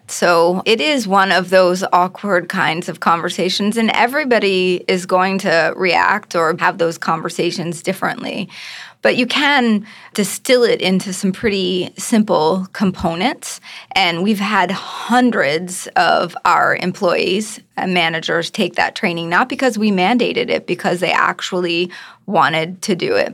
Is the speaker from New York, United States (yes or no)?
no; just outside of Baltimore, Maryland, United States; I grew up just outside of Baltimore